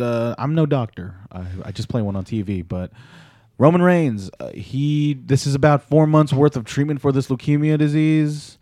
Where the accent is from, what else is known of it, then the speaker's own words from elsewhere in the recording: Philippines; as a Filipino male, a Pinoy